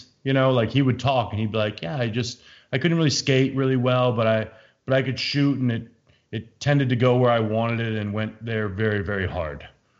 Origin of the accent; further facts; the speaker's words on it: Canada; as a Canadian, I get it though.